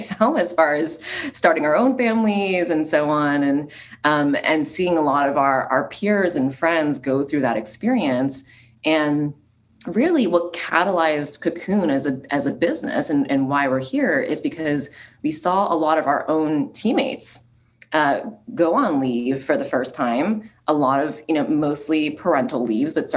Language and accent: English; New Jersey, United States; my background personally is I grew up in New Jersey